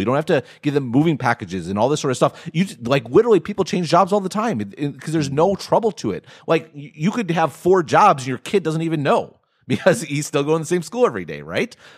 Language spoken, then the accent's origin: English; Midwest, United States; I'm from the Midwest